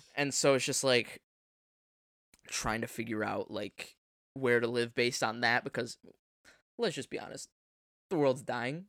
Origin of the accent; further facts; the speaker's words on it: United States; we're American